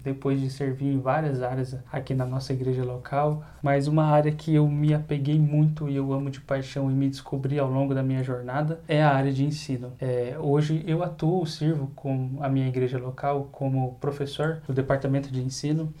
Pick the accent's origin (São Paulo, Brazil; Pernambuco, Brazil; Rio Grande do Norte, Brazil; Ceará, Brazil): São Paulo, Brazil; Campinas; eu sou aqui de Campinas, eu tenho 29 anos